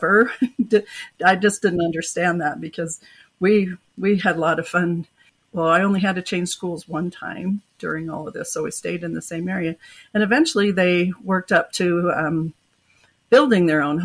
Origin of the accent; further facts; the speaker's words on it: Oregon, United States; moved away as an adult; now in Utah, United States; I grew up in Oregon